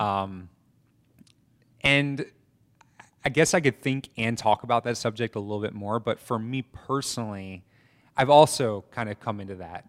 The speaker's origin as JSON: {"language": "English", "town": "Atlanta", "region": "Georgia", "country": "United States", "tie": "born or raised there", "also_born_or_lived": "New York City / Statesboro / Mexico City / Colombia", "moved": "as an adult", "said": "I grew up in Atlanta and briefly in New York City as well."}